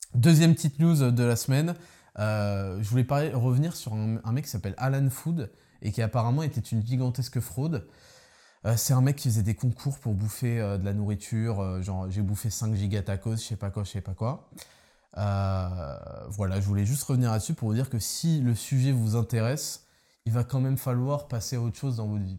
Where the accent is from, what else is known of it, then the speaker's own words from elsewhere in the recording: Paris, Île-de-France, France; je suis parisien